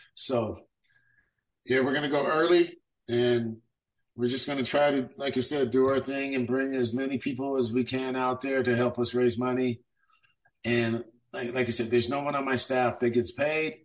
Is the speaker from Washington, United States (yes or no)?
no; Sacramento, California, United States; I grew up in District 7 out in South Sac